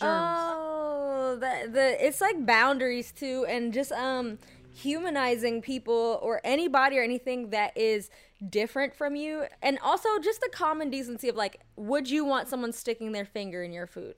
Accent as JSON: {"language": "English", "country": "United States", "tie": "born or raised there", "said": "even though I grew up in America and I do consider myself, like, Black American as well, I did have, uh, you know, a Jamaican upbringing"}